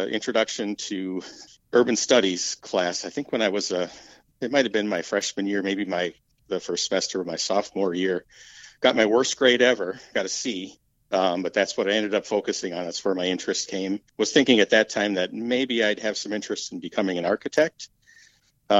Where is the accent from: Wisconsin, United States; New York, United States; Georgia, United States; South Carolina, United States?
Wisconsin, United States; Green Bay; also born or lived in Indiana / Cincinnati / Iowa City / Sun Prairie, Wisconsin; I was actually born in Indiana, but raised in Wisconsin. So I grew up in the Green Bay area